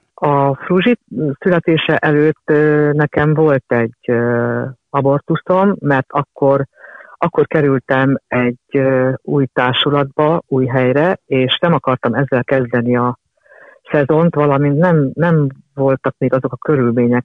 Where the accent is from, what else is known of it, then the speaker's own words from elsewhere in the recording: Budapest, Hungary; az a lakás volt az én szüleimnek az első lakása